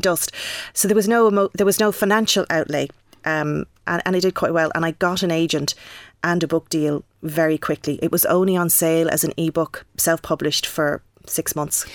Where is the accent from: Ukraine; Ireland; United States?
Ireland; Wexford, Leinster; I'm from Wexford